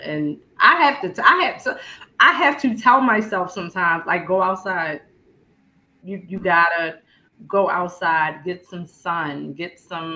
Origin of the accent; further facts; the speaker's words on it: Baltimore, Maryland, United States; I was born in South Baltimore, a neighborhood called Fairfield